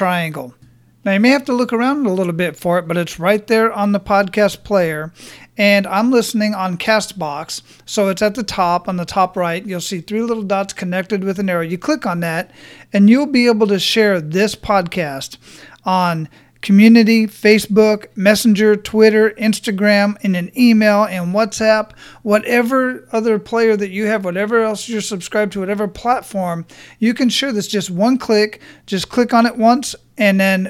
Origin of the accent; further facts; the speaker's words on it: Phoenix, Arizona, United States; moved away; also born or lived in Hawaii; I grew up in Phoenix